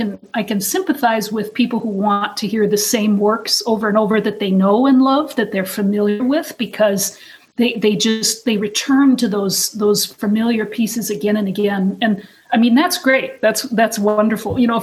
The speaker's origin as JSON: {"language": "English", "region": "North Dakota", "country": "United States", "tie": "born or raised there", "said": "I grew up in North Dakota"}